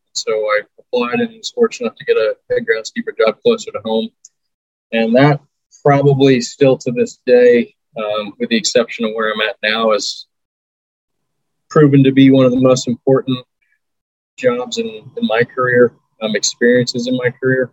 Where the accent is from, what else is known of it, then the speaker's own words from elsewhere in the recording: Raleigh, North Carolina, United States; moved away as an adult; also born or lived in San Diego / Reno; I'm from Raleigh